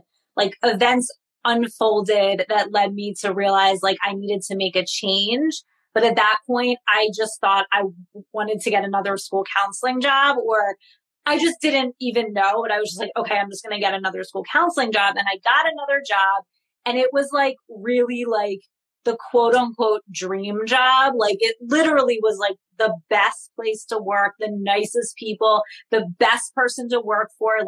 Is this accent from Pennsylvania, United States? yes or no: yes; Philadelphia, Pennsylvania, United States; I'm from Philadelphia